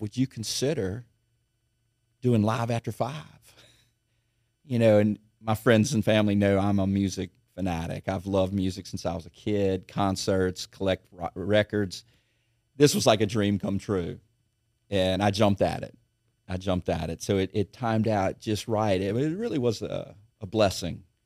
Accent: Baton Rouge, Louisiana, United States; I grew up in Baton Rouge

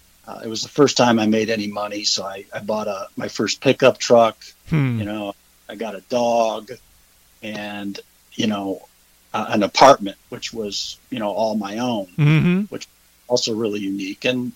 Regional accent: Cleveland, Ohio, United States; also born or lived in Georgia / Kentucky / South Carolina; now in Hilton Head Island, United States; I'm originally from Cleveland, Ohio.

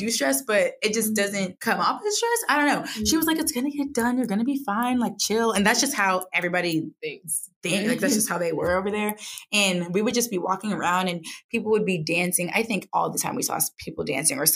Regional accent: United States; I'm from the United States.

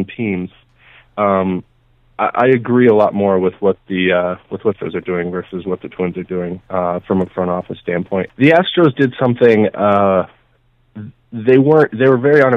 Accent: Green Bay, Wisconsin, United States; now in Twin Cities, United States; I grew up in the Green Bay area, Wisconsin

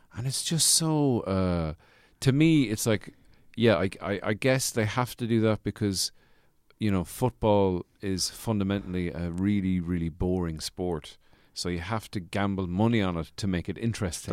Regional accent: Birr, County Offaly, Leinster, Ireland; my hometown in Borough, County Offaly

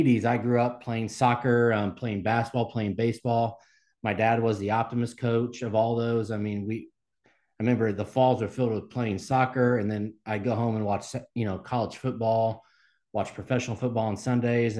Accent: Cumberland, Indiana, United States; I grew up in the Mount Vernon School District there on the east side

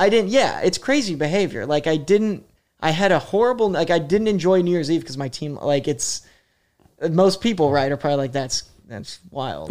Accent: Columbus, Ohio, United States; moved away as an adult; also born or lived in Pittsburgh area / Indianapolis; now in New York, United States; My parents moved to Columbus, so I grew up in Columbus

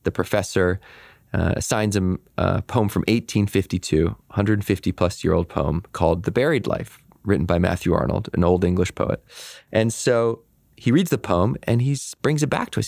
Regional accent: Victoria, British Columbia, Canada; I grew up in Victoria, B C, which is a very idyllic place to grow up

